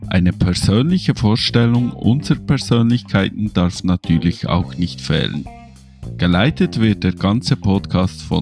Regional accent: Switzerland; bin 39 Jahre alt, habe zwei Kinder und wie ihr an meinem Dialekt hören könnt, ich komme aus der Schweiz.

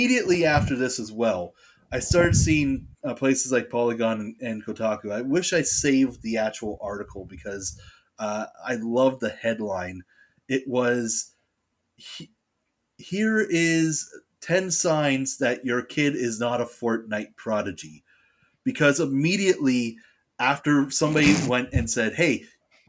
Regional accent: Canada; we're Canadian

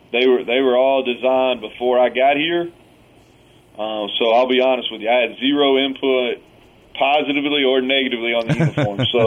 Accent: Kentucky, United States; moved away as an adult; now in Morgantown, United States; It's a lot of a lot of similarities between the people that that I grew up with around in Kentucky and the people in this state

